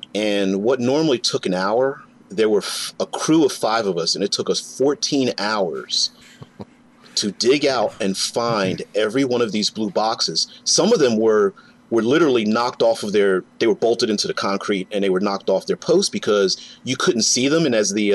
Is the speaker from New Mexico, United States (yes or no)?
no; Philadelphia, Pennsylvania, United States; also born or lived in central Ohio; now in Ohio, United States; I'm in Ohio now, central Ohio, but I grew up on the East Coast, Philadelphia, Pennsylvania